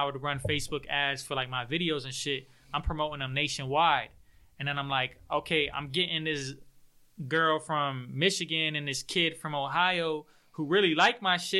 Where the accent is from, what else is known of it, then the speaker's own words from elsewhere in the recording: Melbourne, Victoria, Australia; I was raised in Melbourne.